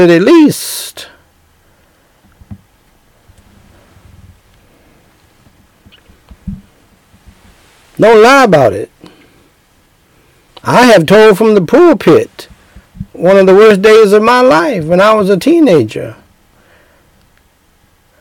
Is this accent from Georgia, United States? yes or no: yes; Georgia, United States; moved away; I'm from Georgia, man. I lived most of my life, half my life in Georgia